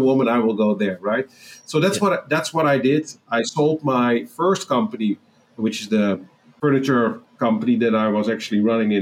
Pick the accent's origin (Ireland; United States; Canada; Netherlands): Netherlands; accent: Dutch; English is a second language; moved away as an adult; also born or lived in Amsterdam; now in Asia; maybe my accent is revealing it. I'm from the Netherlands